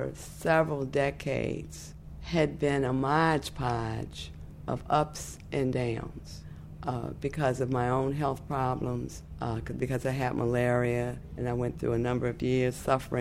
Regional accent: Washington, District of Columbia, United States; I live in Washington, D.C. I was born in Freedman's Hospital on September 8, 1952

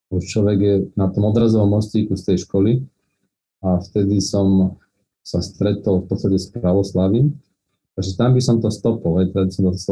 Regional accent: Trnava, Trnava Region, Slovakia; som vyrastal v podstate v kresťanskej rodine na západe Slovenska v Lohovci. A som rodený Trnavčan

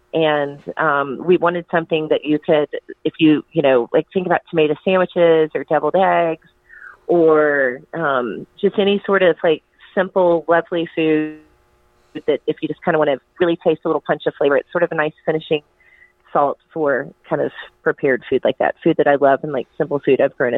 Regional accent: North Carolina, United States; it has to do with my childhood growing up in Western North Carolina

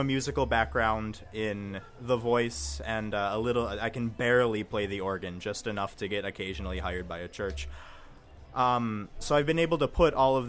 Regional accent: Mentor, Ohio, United States; I grew up in Mentor, Ohio for 18 years.

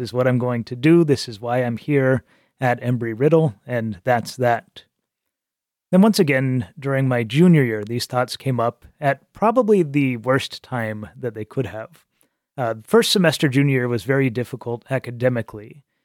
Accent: Albuquerque, New Mexico, United States; moved away as an adult; also born or lived in Prescott, Arizona; now in Chicago, United States; I was born and raised Catholic in Albuquerque.

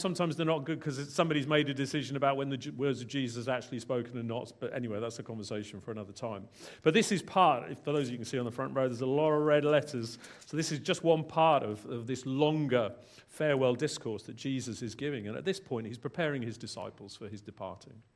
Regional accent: England, United Kingdom; moved away as an adult; also born or lived in London / Bangor, Wales; now in South Wales, United Kingdom; I was born in England

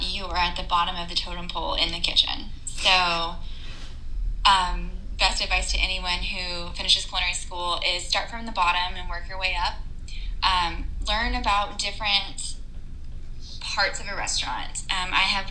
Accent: Texas, United States; moved away as an adult; now in Indiana, United States; I'm from Texas, and my family and support is all there

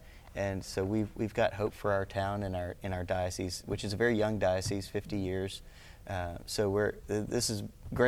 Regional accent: East Texas, United States; in Texas, I'm from East Texas

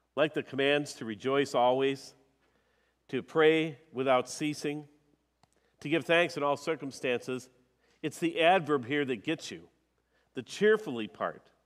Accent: Minnesota, United States; I'm a Minnesotan

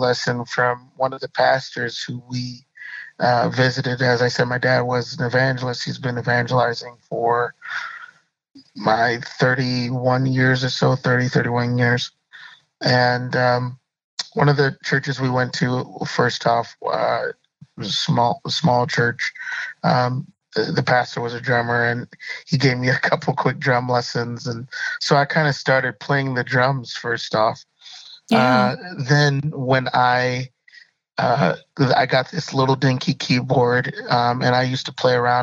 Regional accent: Madison, Wisconsin, United States; was born in Madison, Wisconsin.

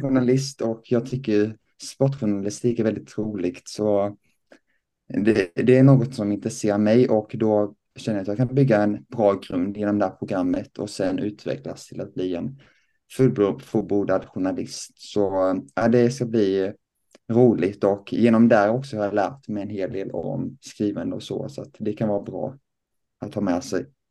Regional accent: Lessebo, Kronoberg County, Sweden; jag kommer då eh, från Lessebo, en liten by eh, utanför Växjö

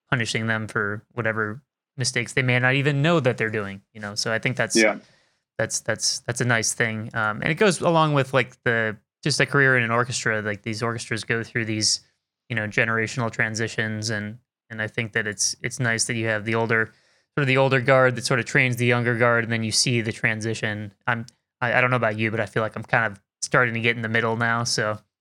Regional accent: Midwest, United States; I grew up in the Midwest, so I'm very used to it

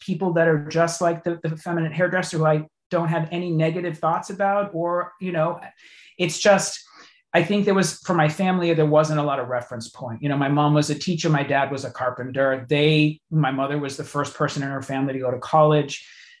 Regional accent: Massachusetts, United States; In Massachusetts.

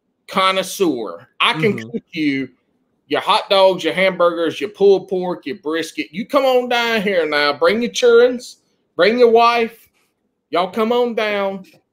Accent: South Carolina, United States; moved away as an adult; now in North Carolina, United States; This happened my freshman year of college in North Carolina. I grew up in South Carolina.

